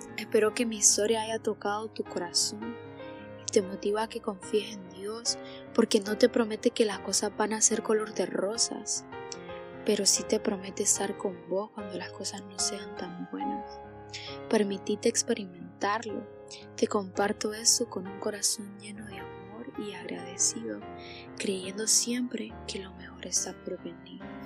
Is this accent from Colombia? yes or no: no; Danlí, El Paraíso, Honduras; tengo 18 años y soy de Danlí